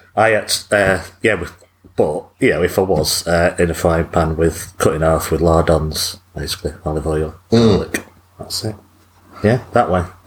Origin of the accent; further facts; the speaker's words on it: England, United Kingdom; as an English person